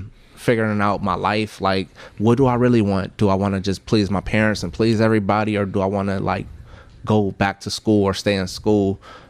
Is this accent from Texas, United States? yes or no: yes; Texas, United States; also born or lived in Richmond; I was born in Texas and I was raised somewhat in Texas, but I was back and forth from Richmond to Houston.